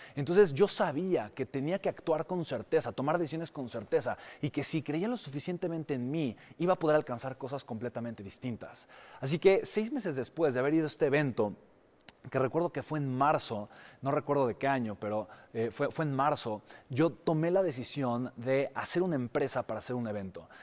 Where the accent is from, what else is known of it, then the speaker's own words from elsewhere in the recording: Mexico; mi país, México